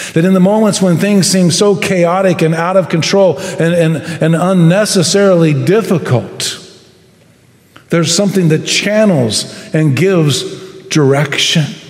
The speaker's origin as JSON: {"language": "English", "country": "United States", "said": "I love being American"}